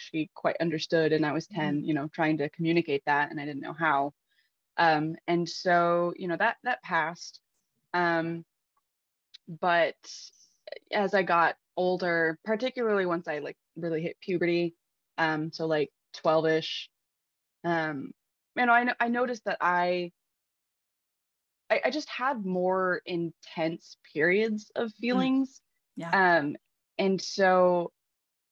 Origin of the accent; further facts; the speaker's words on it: Texas, United States; I'm from Texas